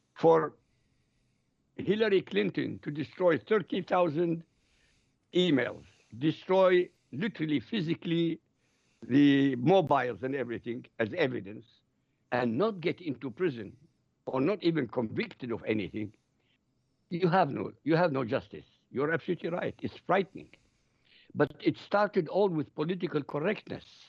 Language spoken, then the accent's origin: English; Iraq; now in Europe; I live in Europe. I come from Iraq.